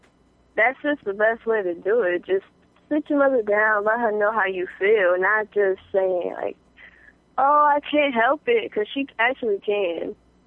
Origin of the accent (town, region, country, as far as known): New York, United States